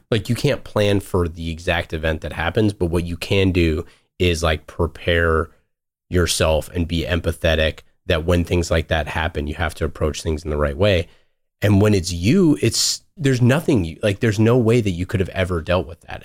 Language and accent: English; Oakland, California, United States; I grew up in Oakland